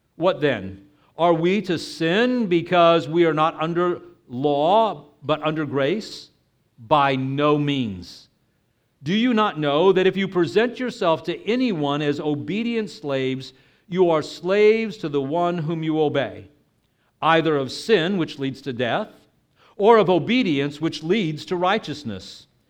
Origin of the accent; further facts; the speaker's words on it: Texas, United States; moved away; I'm originally from Texas